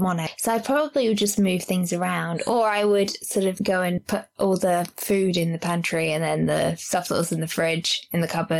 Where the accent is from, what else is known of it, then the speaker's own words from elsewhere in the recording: London, United Kingdom; accent: Cockney; I've got a Cockney accent